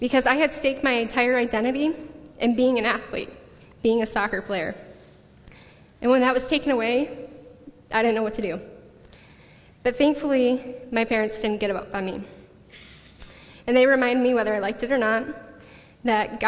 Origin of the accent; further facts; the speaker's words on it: the Thumb of Michigan, United States; moved away as an adult; also born or lived in Grand Rapids, Michigan; now in Redlands, United States; I am from Michigan, the thumb of Michigan, not West Michigan